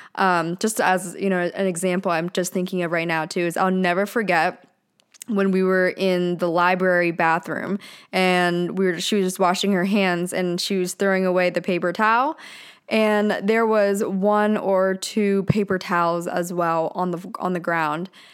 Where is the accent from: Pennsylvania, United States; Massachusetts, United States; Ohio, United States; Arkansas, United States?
Pennsylvania, United States; now in Orange County, California, United States; since I grew up in Pennsylvania, I moved to, to Southern California